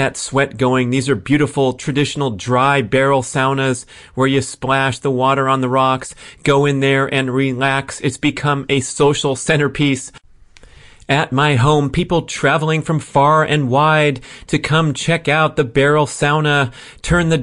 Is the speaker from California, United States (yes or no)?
yes; San Fernando Valley, California, United States; moved away; I was born and raised in the San Fernando Valley